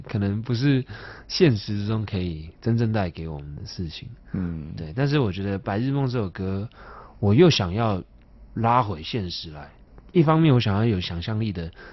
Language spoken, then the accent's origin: Chinese; Taipei, Taiwan; 从小生，生长就是是在内湖